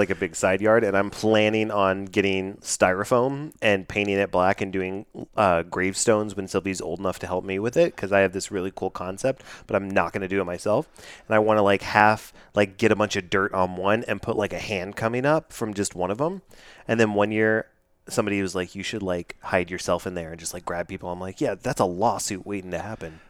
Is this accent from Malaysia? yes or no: no; United Kingdom; accent: British; It was probably my great British accent.